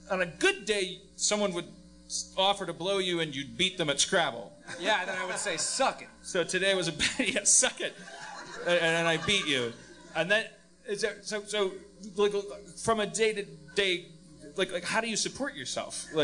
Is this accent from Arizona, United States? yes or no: yes; Mesa, Arizona, United States; I'm from Mesa.